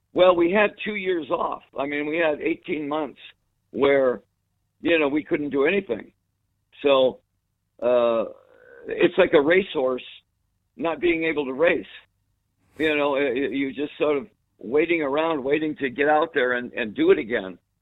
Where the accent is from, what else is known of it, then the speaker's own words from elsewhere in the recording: United States; we're from America